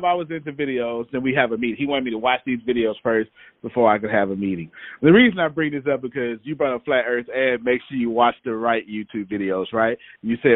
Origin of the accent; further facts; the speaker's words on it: Texas, United States; I'm from Texas